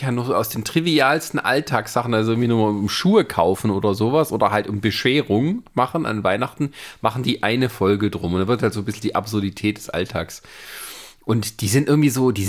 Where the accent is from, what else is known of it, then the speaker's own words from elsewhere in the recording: Baden-Württemberg, Germany; moved away; aus meiner Heimat